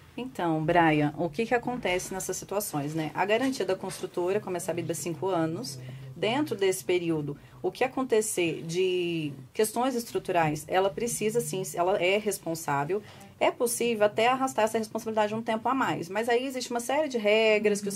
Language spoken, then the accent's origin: Portuguese; Guaxupé, Minas Gerais, Brazil; Eu sou de Guaxupé